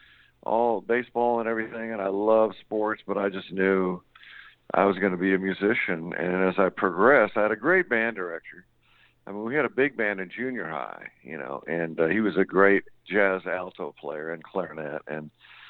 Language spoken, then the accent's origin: English; Seattle, Washington, United States; I grew up in Seattle in the 60s